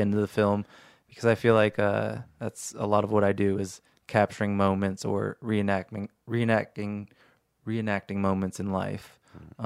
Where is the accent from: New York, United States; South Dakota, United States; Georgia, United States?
New York, United States; growing up in New York